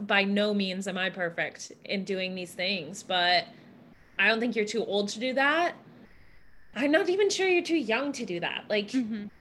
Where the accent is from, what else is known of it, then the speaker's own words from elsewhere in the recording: Wisconsin, United States; I'm from Wisconsin